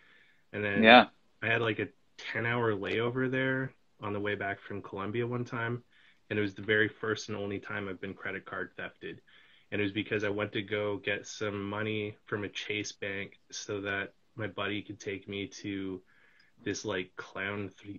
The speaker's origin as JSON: {"language": "English", "region": "British Columbia", "country": "Canada", "tie": "born or raised there", "also_born_or_lived": "Vancouver / Kamloops", "lives_now": "Toronto, Canada", "said": "Yeah, so I grew up out in British Columbia."}